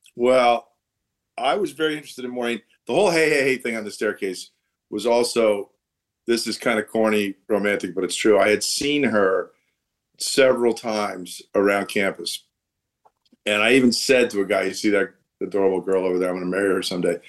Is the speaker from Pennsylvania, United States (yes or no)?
yes; Allentown, Pennsylvania, United States; moved away as an adult; also born or lived in Boston; now in New York, United States; I was born in Allentown, Pennsylvania